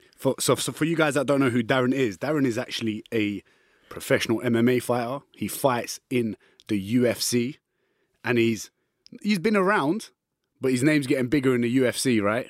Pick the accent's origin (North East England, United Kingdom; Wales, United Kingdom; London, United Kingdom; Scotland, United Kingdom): London, United Kingdom; I'm from East London